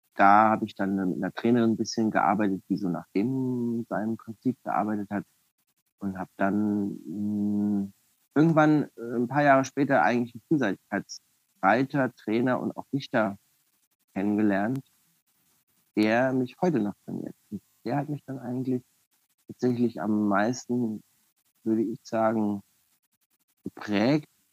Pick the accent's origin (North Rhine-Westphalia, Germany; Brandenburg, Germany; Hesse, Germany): Hesse, Germany; Frankfurt; an sich bin ich Frankfurter und da geboren und aufgewachsen